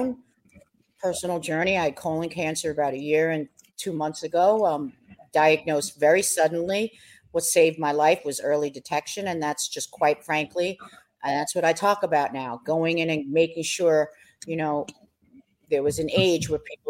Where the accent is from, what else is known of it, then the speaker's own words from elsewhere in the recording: New York, United States; raised in the streets of New York like me